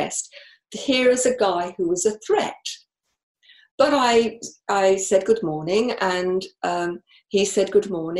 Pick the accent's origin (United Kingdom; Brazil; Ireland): United Kingdom; I'm from the UK